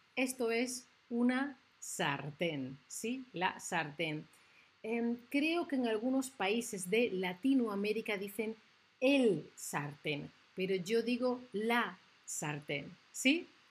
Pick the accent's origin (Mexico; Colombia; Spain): Spain; que soy de España